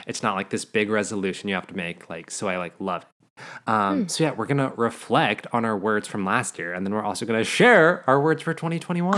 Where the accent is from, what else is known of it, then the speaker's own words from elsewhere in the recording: Montana, United States; moved away as an adult; now in Los Angeles, United States; Growing up in Montana